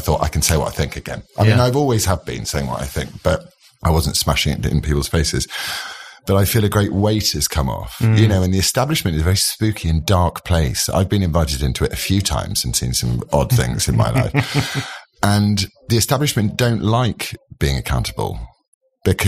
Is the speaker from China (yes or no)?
no; England, United Kingdom; I'm really proud to be English and British